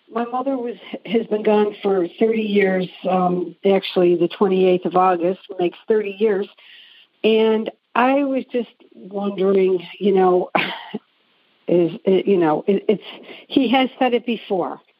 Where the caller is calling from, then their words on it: South Carolina, United States; Thank you. I'm calling from South Carolina